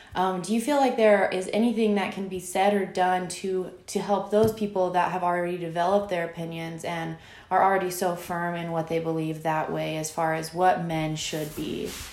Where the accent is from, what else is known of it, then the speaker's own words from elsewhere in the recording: Franklin, Virginia, United States; That's where I grew up